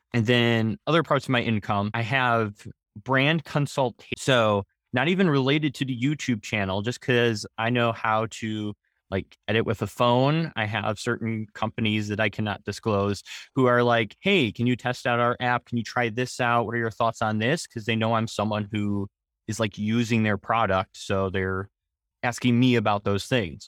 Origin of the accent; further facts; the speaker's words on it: Wisconsin, United States; I'm from Wisconsin